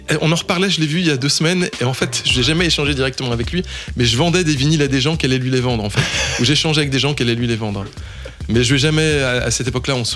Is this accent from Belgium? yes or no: no; Lyon, Auvergne-Rhône-Alpes, France; Euh, en fait, j'habite, je, suis né, j'ai grandi à Lyon, à côté de Jazz à Vienne.